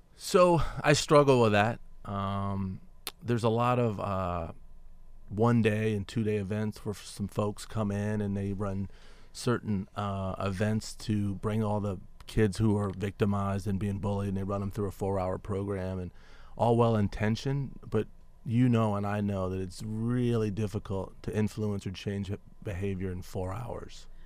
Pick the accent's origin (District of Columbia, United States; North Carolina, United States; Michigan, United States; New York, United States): District of Columbia, United States; Washington; I grew up in Washington, D C